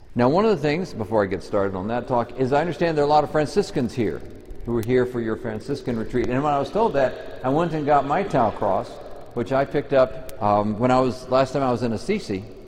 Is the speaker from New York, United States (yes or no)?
no; Texas, United States; I come from Texas